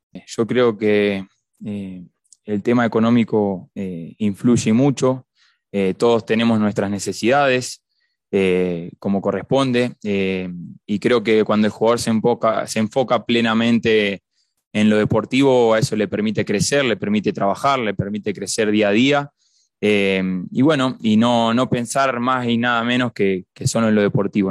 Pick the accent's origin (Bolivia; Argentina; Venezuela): Argentina; now in Cuenca, Ecuador; en mi país de, Argentina